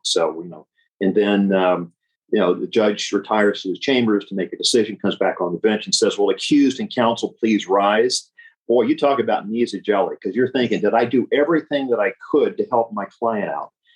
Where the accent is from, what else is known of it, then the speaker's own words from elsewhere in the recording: Memphis, Tennessee, United States; moved away as an adult; now in California, United States; born and raised in Memphis